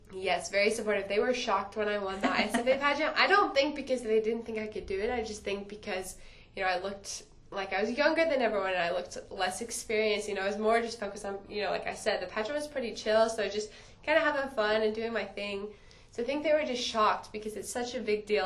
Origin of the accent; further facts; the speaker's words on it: Indiana, United States; it's my hometown